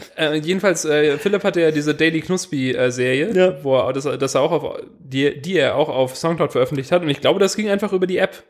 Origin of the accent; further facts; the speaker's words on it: Swabia, Germany; als Schwabe